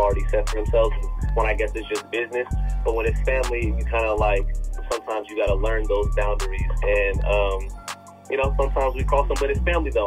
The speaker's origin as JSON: {"language": "English", "town": "Las Vegas", "region": "Nevada", "country": "United States", "tie": "born or raised there", "also_born_or_lived": "Tucson, Arizona / Porterville, California / York, Nebraska", "moved": "as an adult", "said": "I was born and raised in uh, Vegas uh, originally."}